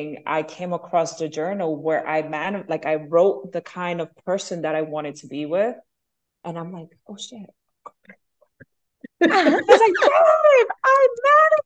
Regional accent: Venezuela; also born or lived in Bronx, New York, United States; now in Miami, United States; growing up in Venezuela, we were always by the beach.

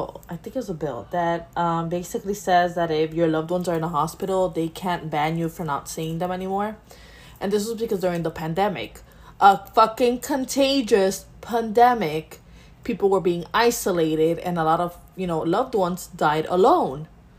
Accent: United States; But, you know, let's be assholes because we're American.

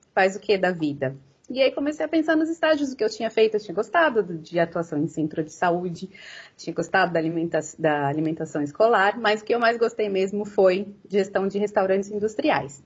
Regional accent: Americana, São Paulo, Brazil; eu sou de Americana, tá? É, pertinho de Campinas

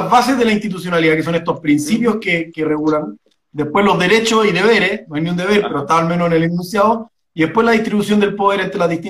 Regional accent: Providencia, Santiago Metropolitan, Chile; born there; nací mis papás vivían en Providencia, después nos cambiamos

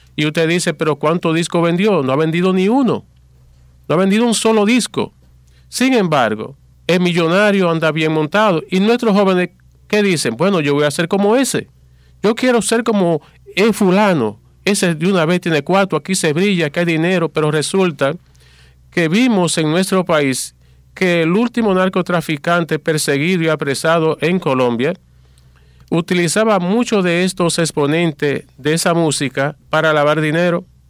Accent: Dominican Republic; nuestro país

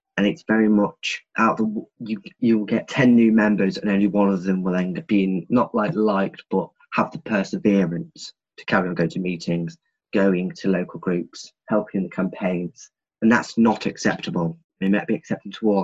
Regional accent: Grimsby, Yorkshire and the Humber, United Kingdom; I'm from Great Grimsby, and I'm proud to be from here

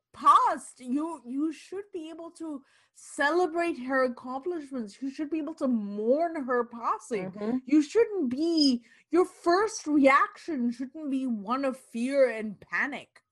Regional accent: Canada; as Canadians, as as Canadian women

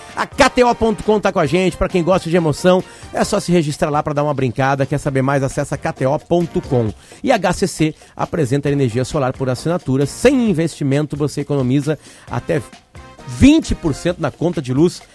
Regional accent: Uruguay; sou uruguaio

